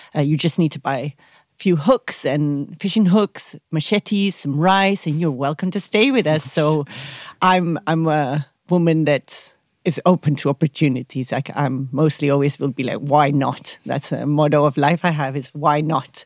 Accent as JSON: {"language": "English", "country": "Spain", "moved": "as an adult", "lives_now": "South Africa", "said": "I come from Spain, but I've been a nomad traveling the world for seven years now. I actually chose to stay here in South Africa."}